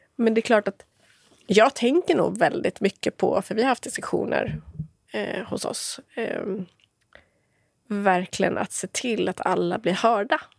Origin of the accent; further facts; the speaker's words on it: Motala, Östergötland, Sweden; moved away as an adult; also born or lived in Stockholm; Jag bodde i Motala där jag är uppvuxen